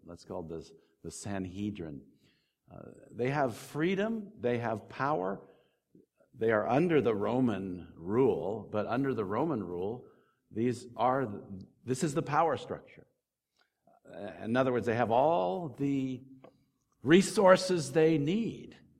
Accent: United States; I'm not English, I'm American

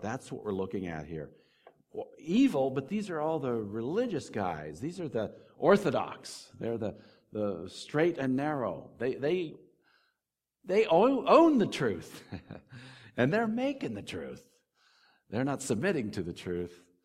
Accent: United States; I'm not English, I'm American

